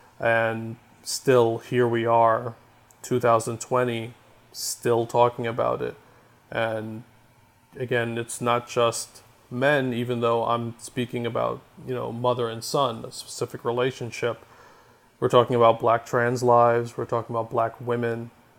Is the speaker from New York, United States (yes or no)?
yes; New York City, New York, United States; also born or lived in Brooklyn, New York; I'm from Queens, New York.